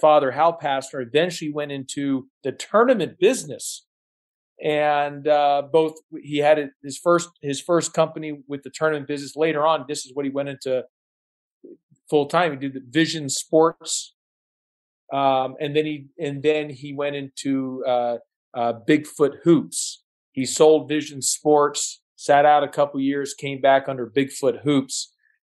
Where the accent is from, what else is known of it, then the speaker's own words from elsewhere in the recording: Kingwood, Texas, United States; moved away; I grew up in Kingwood, Texas, which is north of Houston